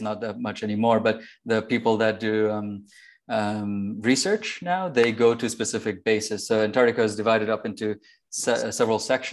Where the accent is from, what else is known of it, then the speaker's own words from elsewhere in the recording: Bangladesh; moved away; I was born in Bangladesh, actually, just next to India. So I spent obviously a lot of my life there